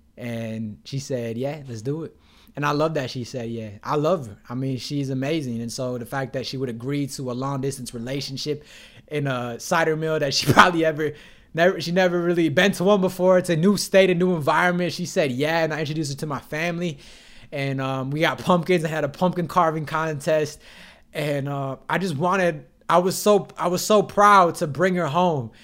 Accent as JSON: {"language": "English", "town": "Detroit", "region": "Michigan", "country": "United States", "tie": "born or raised there", "moved": "yes", "said": "I'm from the Detroit area"}